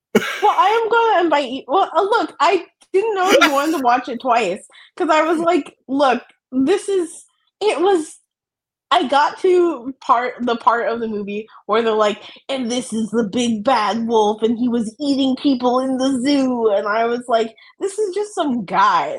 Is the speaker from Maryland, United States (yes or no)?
yes; Maryland, United States; moved away; I'm from Maryland originally